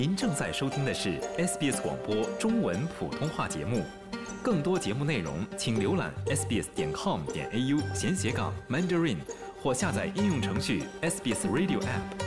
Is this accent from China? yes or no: no; Singapore; moved away as an adult; now in Melbourne, Australia; 我是来自新加坡的。啊，我二零 ，一六年，呃，搬到墨尔本来念书，毕业过后就继续在这里做工